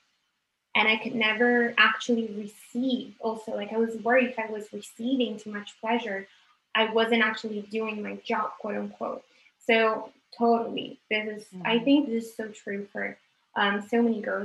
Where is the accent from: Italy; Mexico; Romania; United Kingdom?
Italy; moved away; I was raised in Italy